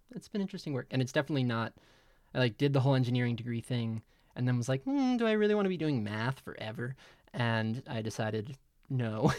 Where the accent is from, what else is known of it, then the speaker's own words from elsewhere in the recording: Middletown, New Jersey, United States; I grew up in Middletown, New Jersey with Jess